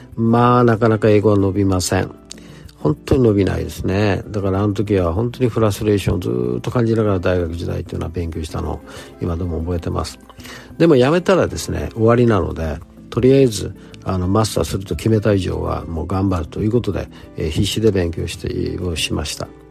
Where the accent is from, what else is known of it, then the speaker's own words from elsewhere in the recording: Osaka, Japan; accent: Kansai dialect; moved away as an adult; also born or lived in Nagasaki / Tokyo / Illinois, United States; 生まれは長崎でしてそして東京で、えー、しばらく住んだ後、えー、育ちは、えええ関西になります大阪になります